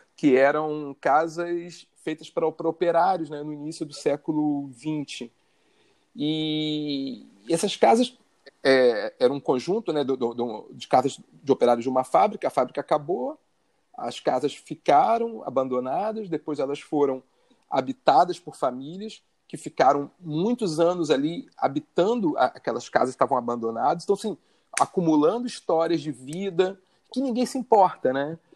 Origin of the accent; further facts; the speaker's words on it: Rio de Janeiro, Brazil; eu sou carioca, morador da zona norte do Rio de Janeiro, nasci em Bento Ribeiro